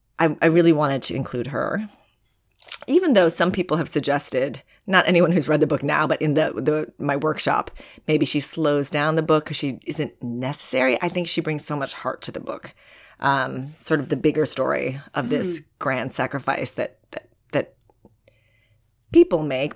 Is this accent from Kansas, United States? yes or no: no; Wisconsin, United States; now in New York, United States; some of the women I also knew growing up in Wisconsin